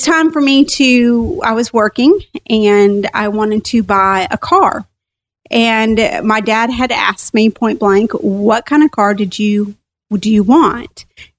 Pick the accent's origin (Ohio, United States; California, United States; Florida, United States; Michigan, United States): California, United States; Long Beach; born there; Actually, I was born in Long Beach, California.